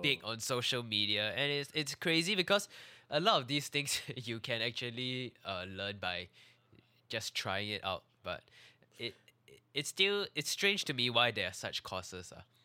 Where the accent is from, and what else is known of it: Singapore